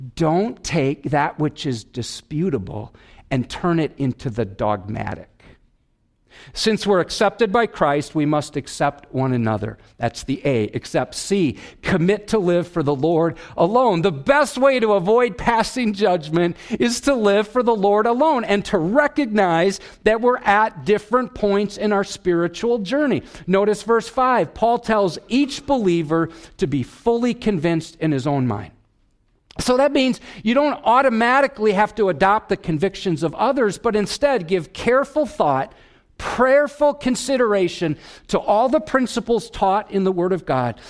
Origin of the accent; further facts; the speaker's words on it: Wisconsin, United States; I'm from Wisconsin